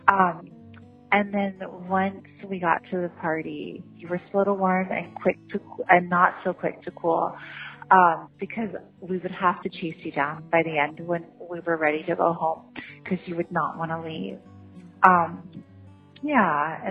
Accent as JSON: {"language": "English", "area": "Maui", "region": "Hawaii", "country": "United States", "tie": "born or raised there", "said": "we were growing up in Maui together"}